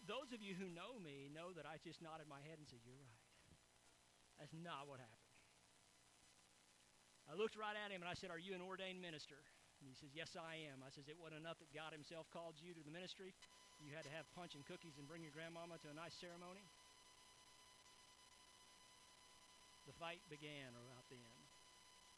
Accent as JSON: {"language": "English", "country": "United States"}